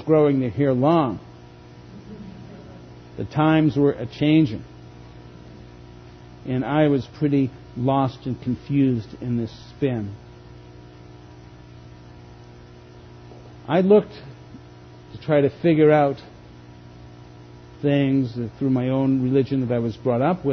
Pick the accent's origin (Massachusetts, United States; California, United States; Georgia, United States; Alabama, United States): Massachusetts, United States; Boston; born or raised there; moved away